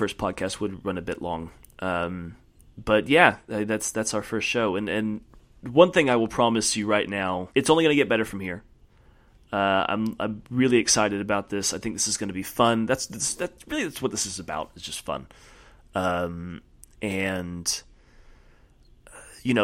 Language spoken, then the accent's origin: English; United States